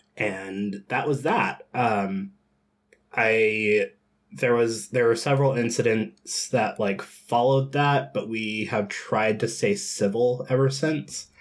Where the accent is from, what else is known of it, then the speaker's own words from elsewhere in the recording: Georgia, United States; I grew up in Georgia, um, in a part of Georgia that is called the Bible Belt